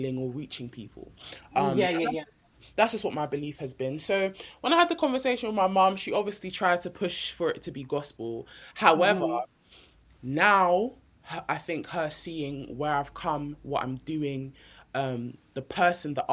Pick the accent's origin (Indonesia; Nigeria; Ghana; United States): Nigeria; I'm Nigerian